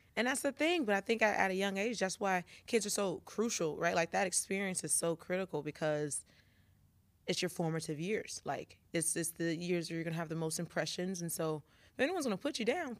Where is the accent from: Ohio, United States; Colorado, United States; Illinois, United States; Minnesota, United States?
Illinois, United States; Carbondale; we're both from Carbondale